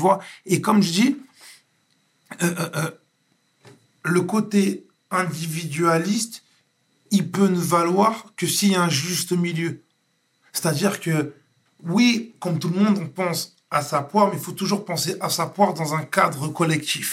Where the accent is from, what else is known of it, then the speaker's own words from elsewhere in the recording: Floirac, Nouvelle-Aquitaine, France; je viens de Bordeaux, je viens de florac gravement, je viens d'un quartier